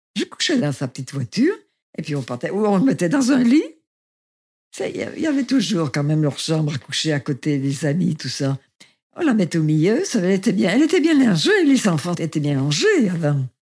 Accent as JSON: {"language": "French", "town": "Saint-Étienne", "region": "Auvergne-Rhône-Alpes", "country": "France", "tie": "born or raised there", "said": "je suis née à Saint-Étienne le 9 mars"}